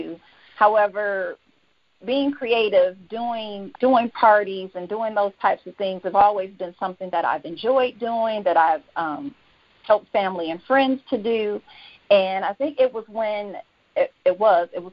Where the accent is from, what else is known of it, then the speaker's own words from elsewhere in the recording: Detroit, Michigan, United States; moved away as an adult; now in Georgia, United States; I'm from born and raised in Detroit. I'm currently living in Georgia. I've been here for 13 years now.